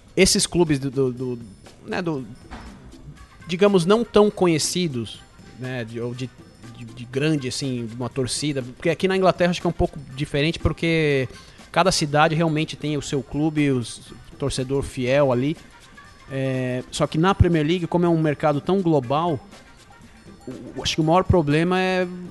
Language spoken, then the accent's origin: Portuguese; Brazil; now in England; E nós somos brasileiros